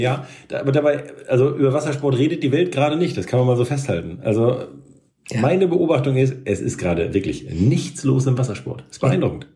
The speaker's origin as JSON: {"language": "German", "region": "Northern Germany", "country": "Germany", "said": "als Norddeutscher"}